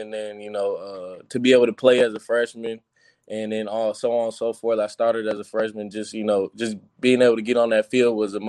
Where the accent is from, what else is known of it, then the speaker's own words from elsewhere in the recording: Orlando, Florida, United States; moved away as an adult; now in Indiana, United States; 407, I'm from Orlando, Florida. I live on the east side